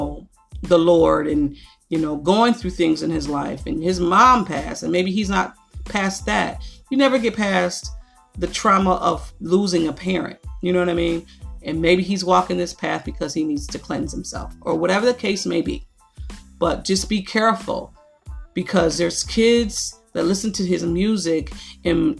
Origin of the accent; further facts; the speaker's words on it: Niagara Falls, New York, United States; I grew up in Niagara Falls